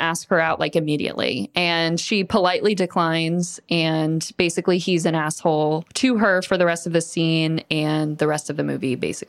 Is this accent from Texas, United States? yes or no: no; Florida, United States; Obviously, I'm from Florida.